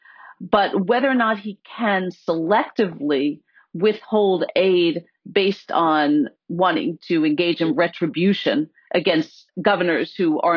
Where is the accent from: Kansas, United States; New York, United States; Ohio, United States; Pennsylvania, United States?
Pennsylvania, United States; my home state of Pennsylvania